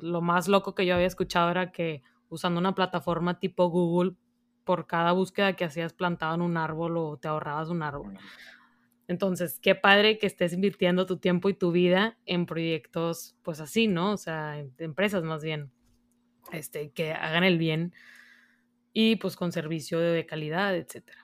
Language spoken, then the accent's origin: Spanish; Monterrey, Nuevo León, Mexico; tú y yo que somos aquí de Monterrey